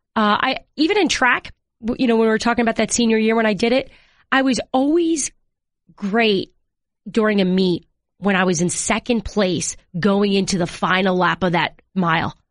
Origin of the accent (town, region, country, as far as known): New York, United States; moved away as an adult; also born or lived in Seattle / Washington D.C. area